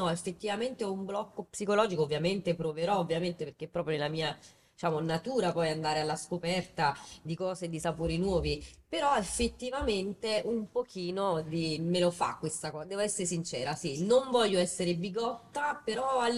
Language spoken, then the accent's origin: Italian; Naples, Campania, Italy; perché sono napoletana.